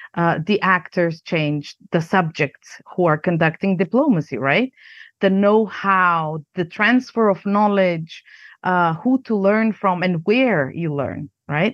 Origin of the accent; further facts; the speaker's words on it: North Macedonia; moved away as an adult; also born or lived in United States; now in Prague, Czech Republic; I grew up in Yugoslavia, a country that doesn't exist anymore. And, um, I'm Macedonian, but also American, um, citizen now. And I live in the Czech Republic, in Prague.